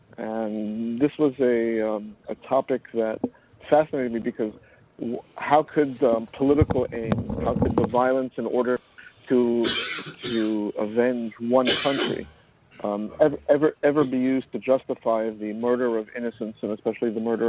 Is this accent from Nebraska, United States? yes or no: no; New York City, New York, United States; I'm born and bred in New York City. My parents were escaped the Holocaust and made it to Palestine before it was Israel. And from Israel, they came here.